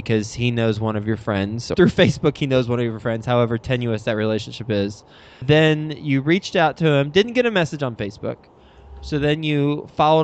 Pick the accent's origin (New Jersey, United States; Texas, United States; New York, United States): Texas, United States; Dallas; moved away; based in Dallas, Texas. My old hometown